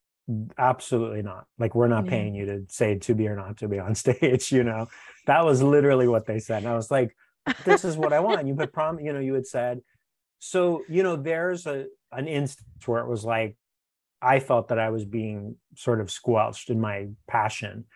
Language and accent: English; West Covina, California, United States; now in Los Angeles, United States; where I grew up in West Covina, there was a community playhouse.